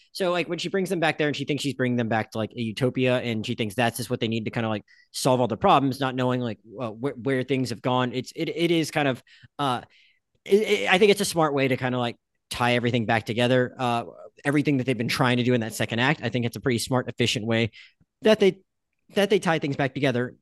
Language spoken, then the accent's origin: English; Panhandle of Florida, United States; I'm, I'm from the Panhandle of Florida